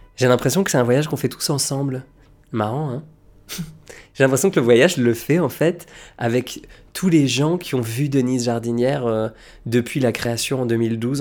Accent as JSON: {"language": "French", "town": "Lille", "region": "Hauts-de-France", "country": "France", "tie": "born or raised there", "moved": "yes", "said": "Lille, bah, c'est chez moi, parce que c'est là d'où je viens, c'est chez les ch'tis, c'est ma patrie, c'est mes terres, c'est mon enfance"}